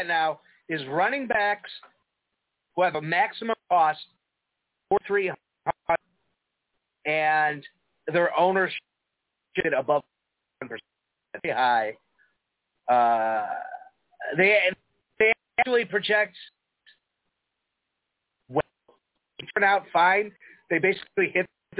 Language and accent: English; Chicago, Illinois, United States; accent: Chicago; I'm from Chicago